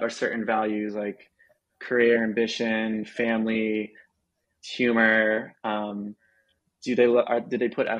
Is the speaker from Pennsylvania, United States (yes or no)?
yes; Philadelphia, Pennsylvania, United States; I'm from Philly, I'm not from